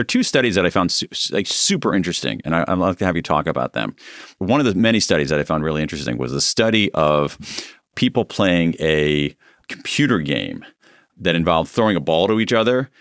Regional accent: United States; being an American

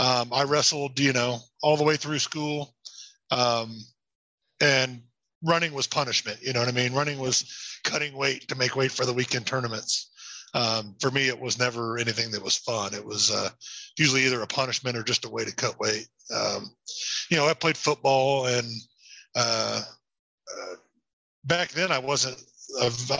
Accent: Indianapolis, Indiana, United States; now in Greenfield, United States; Was born in Indianapolis. And then once I become an adult, went all the way through high school in Indianapolis

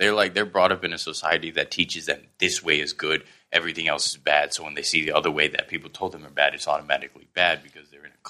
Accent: Southern Thailand, Thailand; also born or lived in Pakistan; now in Bangkok, Thailand; my dad's Irish, my mom's Thai, but I grew up down south and I live in Bangkok.

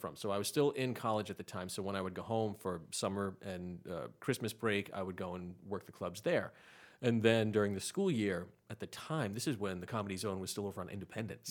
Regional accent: Rhode Island, United States; moved away as an adult; now in Charlotte, United States; I'm from Rhode Island

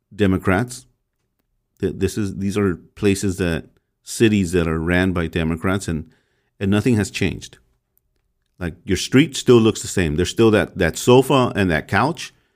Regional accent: Los Angeles, California, United States; I grew up in the MacArthur Park area uh, very early on, and we moved around, but mostly it was around the MacArthur Park

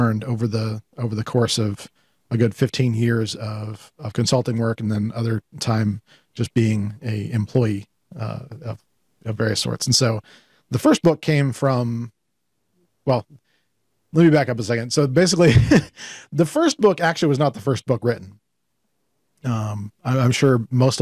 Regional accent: Colorado Springs, Colorado, United States; also born or lived in Penrose, Colorado; growing up in Colorado Springs, Colorado, as a latchkey kid

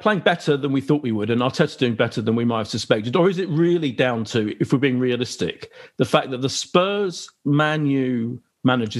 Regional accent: Clapton, London, United Kingdom; I think it was a Hackney Hospital, but I grew up in Clapton as well. So I'm an East Ender, really.

